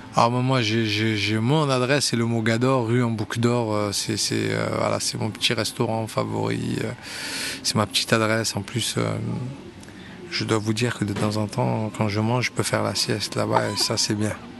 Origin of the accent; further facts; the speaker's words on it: Montpellier, Occitania, France; je suis un enfant de Montpellier, mais, euh, j'ai grandi à Montpellier